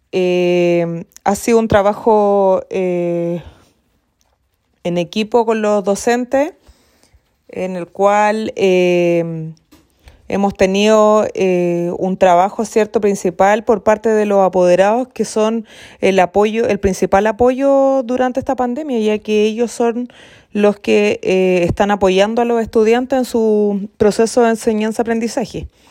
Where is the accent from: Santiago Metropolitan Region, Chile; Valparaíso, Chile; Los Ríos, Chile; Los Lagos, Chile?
Los Lagos, Chile; San Juan de la Costa; soy exalumna también del establecimiento